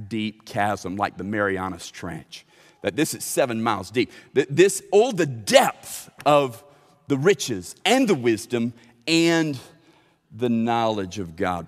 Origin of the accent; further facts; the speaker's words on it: Lithia Springs, Central Florida, United States; I grew up swimming in Lithia Springs